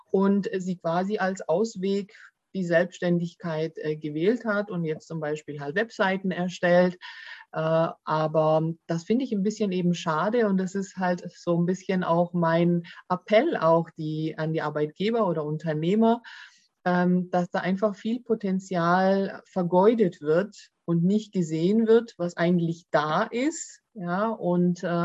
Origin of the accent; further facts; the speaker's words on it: Baden-Württemberg, Germany; accent: Swabian; wobei natürlich äh, Deutschland schon meine Heimat ist und äh, Griechenland eher auch als Urlaubsland für mich gilt.